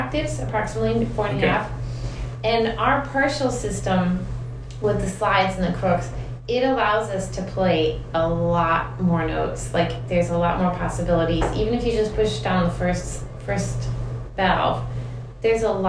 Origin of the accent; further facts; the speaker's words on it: Detroit, Michigan, United States; now in San Diego, United States; I'm from Detroit, Michigan.